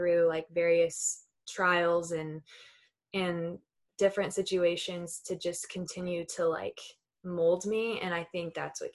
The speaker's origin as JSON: {"language": "English", "region": "Southern California", "country": "United States", "tie": "born or raised there", "said": "growing up in Southern California"}